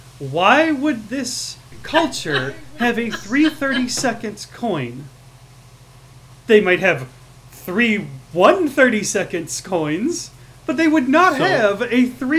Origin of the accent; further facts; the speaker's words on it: Chicago, Illinois, United States; But I'm from Chicago